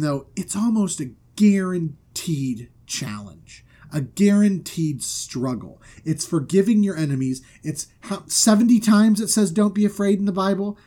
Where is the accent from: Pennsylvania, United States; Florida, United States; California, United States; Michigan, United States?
Florida, United States; moved away; I'm from Florida